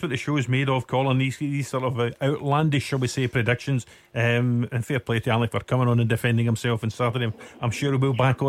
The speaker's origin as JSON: {"language": "English", "town": "Girvan", "region": "Scotland", "country": "United Kingdom", "tie": "born or raised there", "said": "where I grew up in Girvan"}